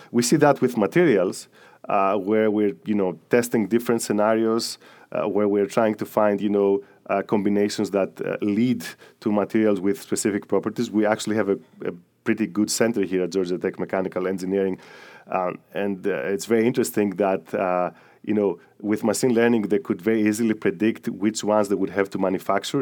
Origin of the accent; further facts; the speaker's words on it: Greece; moved away; I'm from Greece